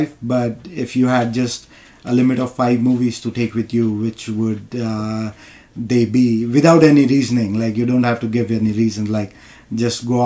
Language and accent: English; India; moved away as an adult; also born or lived in New York; now in United States; I want to go back to India